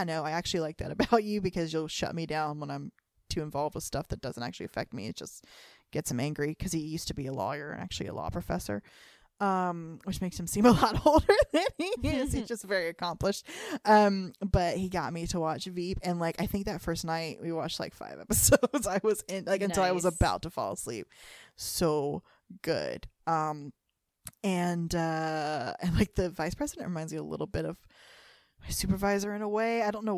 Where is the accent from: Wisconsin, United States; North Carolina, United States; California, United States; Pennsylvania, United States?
North Carolina, United States; we're both from the Carolinas. So he's from South Carolina, I'm from North Carolina.